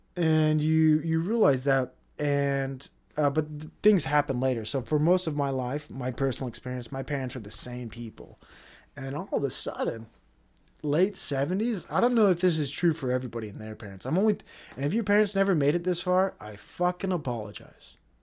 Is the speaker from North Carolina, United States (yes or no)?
no; Utah, United States; we're from Utah. We're the Utah guys